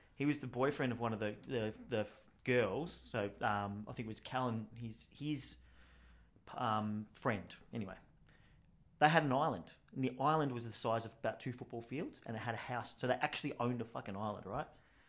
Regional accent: Canada; Let me just talk to them because we're Canadian and then we'll figure something out.

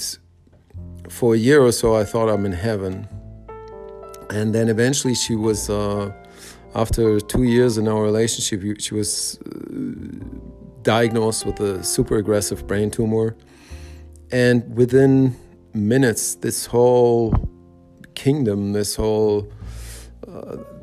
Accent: Germany; I was born and raised in Germany, West Germany at the time

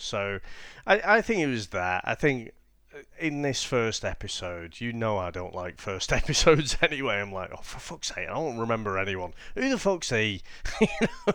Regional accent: England, United Kingdom; us being English

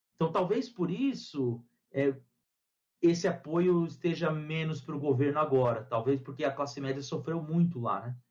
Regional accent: Brazil; eu sou brasileiro

